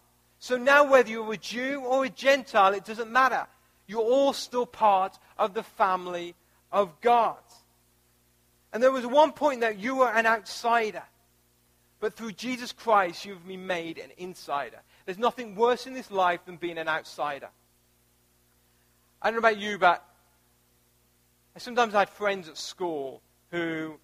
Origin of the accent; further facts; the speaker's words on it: United Kingdom; moved away as an adult; also born or lived in Missouri, United States; now in United States; I was born in the UK. I was raised in the UK. And at the age of 25, I moved to the United States